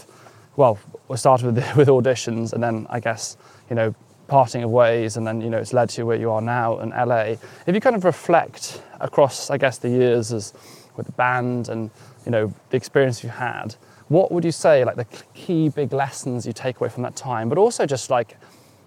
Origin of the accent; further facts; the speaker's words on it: West Wales, United Kingdom; moved away as an adult; I'm from West Wales